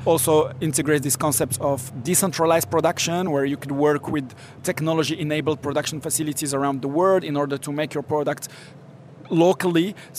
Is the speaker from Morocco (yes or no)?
yes; Morocco; I usually give this analogy, like I grew up in Morocco and, you know, in the 80s, you had a wheeler who does the ceramics